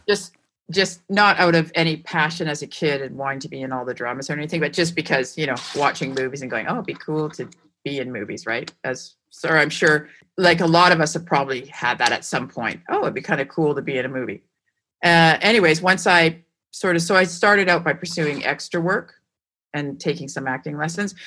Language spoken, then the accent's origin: English; Vancouver, British Columbia, Canada; also born or lived in Montreal; I was from Vancouver